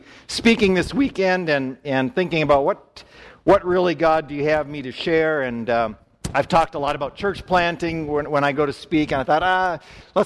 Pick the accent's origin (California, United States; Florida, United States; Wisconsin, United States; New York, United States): Wisconsin, United States; I grew up in church in Wisconsin